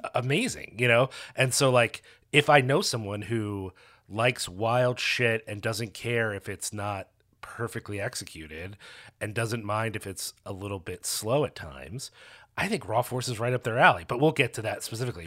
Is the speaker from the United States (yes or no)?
yes; Philadelphia, Pennsylvania, United States; moved away as an adult; also born or lived in Norfolk, Virginia / Princeton; I'm from Philadelphia, but I had moved away.